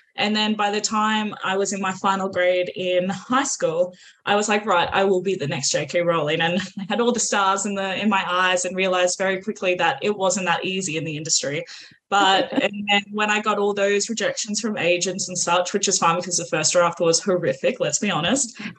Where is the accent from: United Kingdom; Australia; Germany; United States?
Australia; accent: Australian; if you can't tell by the accent, I'm also Aussie